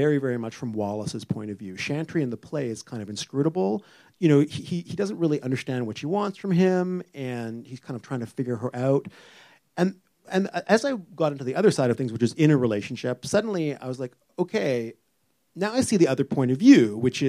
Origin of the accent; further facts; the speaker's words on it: Vancouver, British Columbia, Canada; moved away as an adult; now in Toronto, Canada; I'm from Vancouver originally.